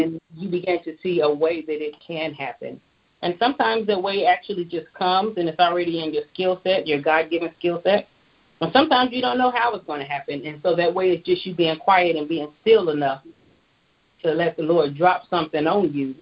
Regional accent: Tulsa, Oklahoma, United States; moved away as an adult; also born or lived in Atlanta; I hail from Tulsa, Oklahoma

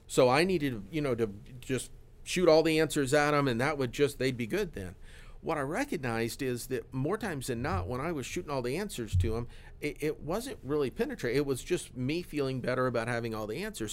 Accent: Florida, United States; I grew up in Florida

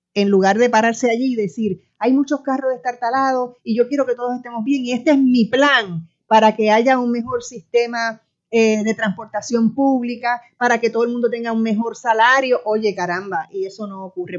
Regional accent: Puerto Rico; una de nosotros y nosotras las puertorriqueñas

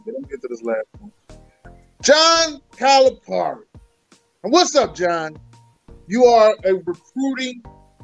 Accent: Philadelphia, Pennsylvania, United States; We are from Philly

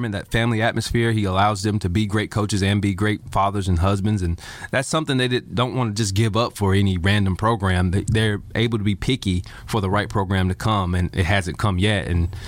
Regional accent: Anderson, South Carolina, United States; growing up in Anderson

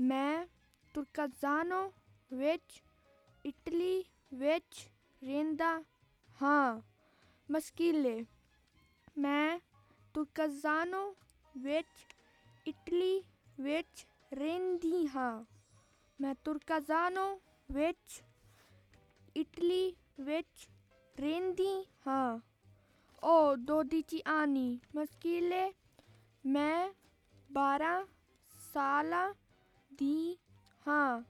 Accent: Punjab, India; first language Punjabi; Italian is a second language; now in Italy; della prima D, vengo dall'India eh, proverò eh, in, la, la, mia lingua, il Punjabi.

